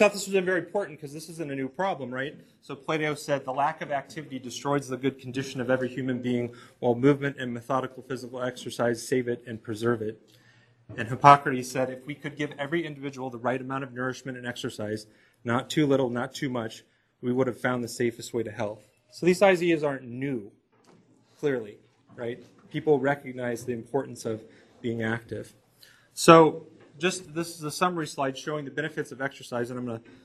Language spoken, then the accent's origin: English; Kansas, United States; moved away; I'm from Kansas